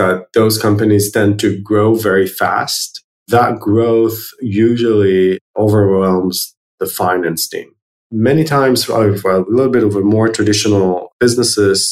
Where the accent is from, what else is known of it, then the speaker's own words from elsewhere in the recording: Herzliya, Tel Aviv District, Israel; also born or lived in New York, United States; I was born in Herzliya, which is one of the suburbs of Tel Aviv, Israel